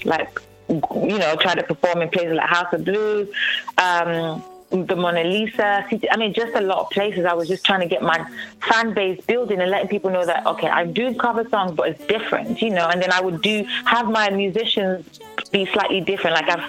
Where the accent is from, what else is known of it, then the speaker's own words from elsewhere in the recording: Nigeria; Well, first of all, I'm Nigerian, and my family supported me, my parents supported me